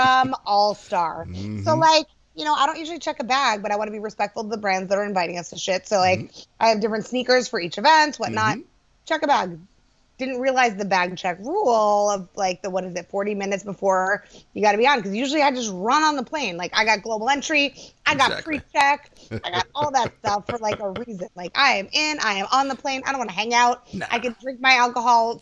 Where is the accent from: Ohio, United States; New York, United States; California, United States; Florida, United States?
New York, United States; New York City; also born or lived in Los Angeles; I am a New Yorker. I love New York